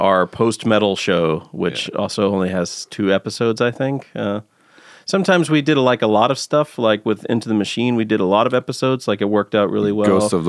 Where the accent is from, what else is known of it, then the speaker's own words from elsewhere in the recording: Texas, United States; Back when I was growing up in Texas, there was a radio station that had, like, I think it was Friday nights.